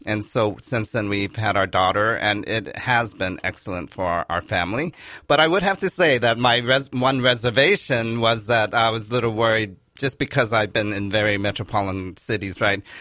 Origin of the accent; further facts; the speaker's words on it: Los Angeles, California, United States; also born or lived in New York City; I was born in Los Angeles, and I'm a third generation Japanese American